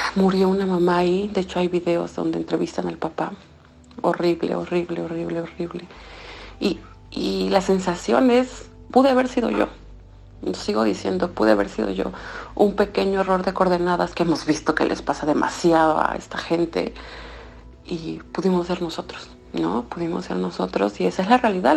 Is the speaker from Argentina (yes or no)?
no; Mexico; moved away as an adult; now in Zhytomyr, Ukraine